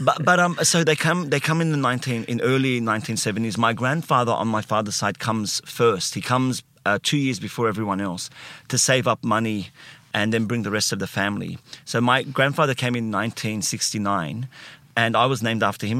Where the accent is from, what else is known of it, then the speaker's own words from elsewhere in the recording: Sydney, New South Wales, Australia; I uh, grew up in, uh, Alexandria first. So, not Alexandria in Egypt